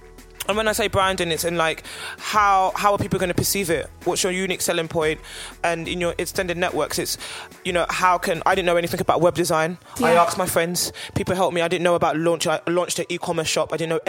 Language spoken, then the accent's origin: English; London, United Kingdom; I'm very lucky that I am from London and I do have a lot of close-knit creative girlfriends.